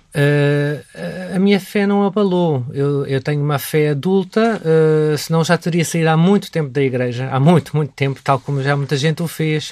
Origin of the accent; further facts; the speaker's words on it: Portugal; sou católico porque nasci em Portugal e porque nasci no seio de uma família católica